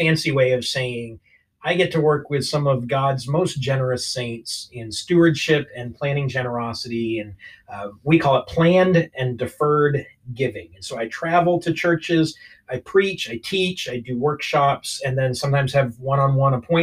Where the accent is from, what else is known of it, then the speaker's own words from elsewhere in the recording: Maine, United States; moved away as an adult; now in Southern California, United States; But I'm originally from Maine, so I'm used to the cold